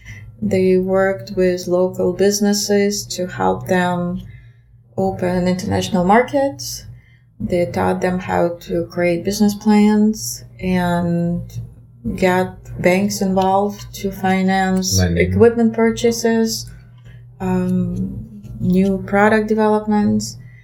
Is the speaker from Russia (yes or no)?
yes; Russia; English is a second language; My years of growing up in Russia came to the interesting times, because my school years, elementary and middle school, came to time still of the Soviet Union.